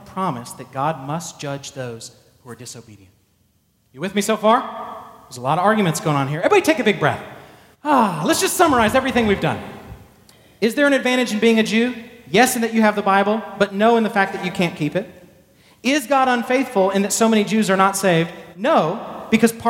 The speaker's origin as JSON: {"language": "English", "region": "Texas", "country": "United States", "tie": "born or raised there", "also_born_or_lived": "Arlington, Texas", "said": "I was born in Texas"}